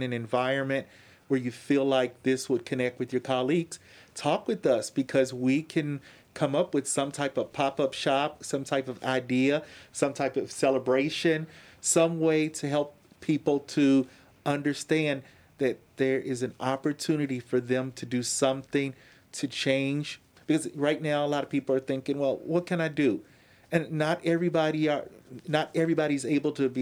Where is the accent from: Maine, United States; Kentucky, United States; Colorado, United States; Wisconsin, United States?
Kentucky, United States; Louisville; I'm from Louisville and I graduated from UofL with my bachelor's and my master's. I moved back to West Louisville into my childhood home